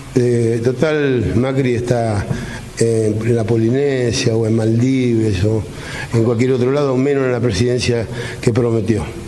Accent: Argentina; soy muy argentino

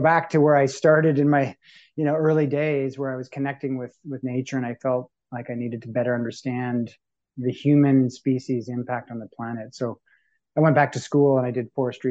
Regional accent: Winnipeg, Manitoba, Canada; now in Toronto, Canada; I'm from Winnipeg originally, Treaty One territory. And so I say I'm from Winnipeg and I'm from Manitoba, and that's where my roots are, and that's where I'll always call home. So growing up in the prairies

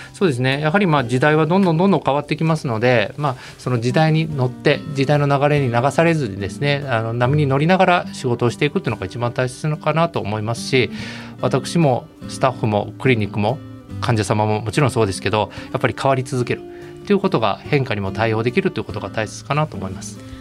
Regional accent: Osaka, Japan; 生粋の大阪人ですので

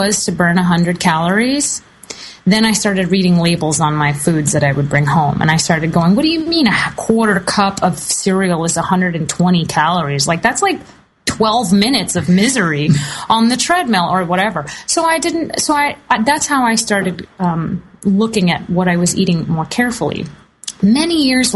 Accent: the South, United States; I grew up in the South

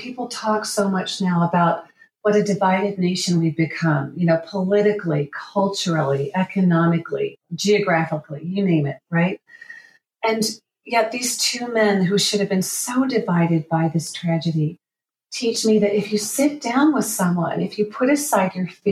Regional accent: Oklahoma City, Oklahoma, United States; moved away; I grew up in Oklahoma City, and I'm planning to go back there

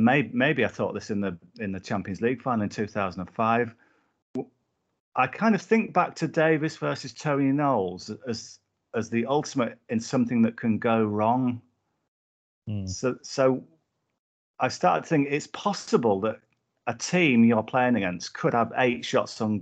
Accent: Whitehaven, North West England, United Kingdom; I grew up in Whitehaven in Cumbria

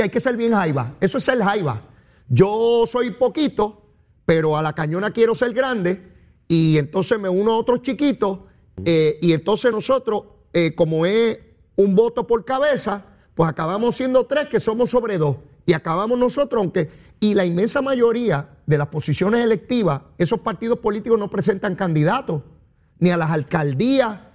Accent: Puerto Rico; como grandes puertorriqueños

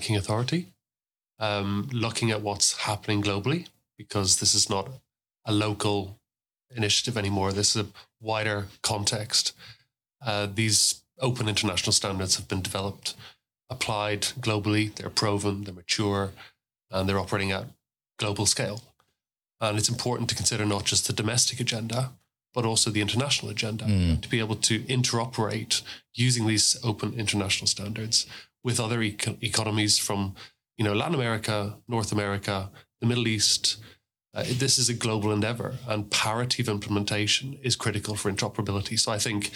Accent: Dublin, Leinster, Ireland; also born or lived in Edinburgh area, Scotland; now in Scotland, United Kingdom; I'm an Irish guy from Dublin, live just south of Edinburgh

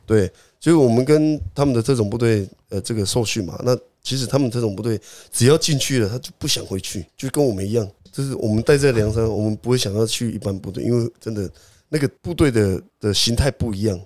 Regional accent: Taiwan; 我们台湾人

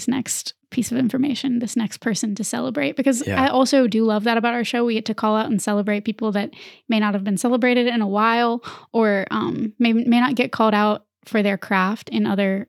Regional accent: the American South, United States; even growing up in the American South.

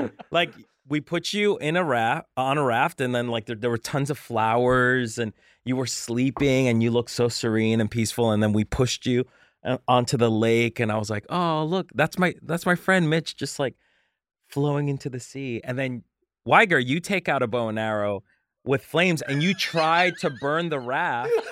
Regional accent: Colombia; moved away; I'm from Colombia, um, and I n, and I lived very poor

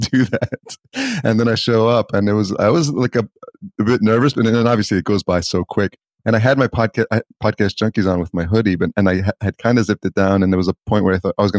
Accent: just outside New York City, United States; moved away; also born or lived in El Salvador; I grew up in just outside New York City.

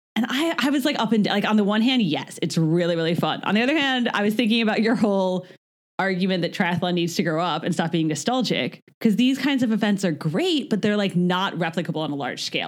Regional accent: United States; we're American

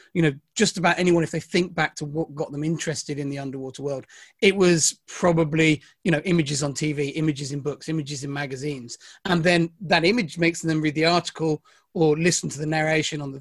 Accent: Devon, South West England, United Kingdom; And actually I grew up in Devon.

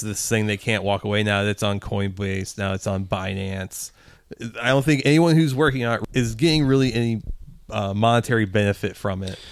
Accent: Midwest, United States; we grew up in the Midwest

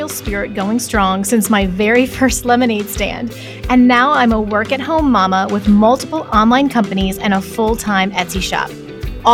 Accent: Texas, United States; We're from Texas

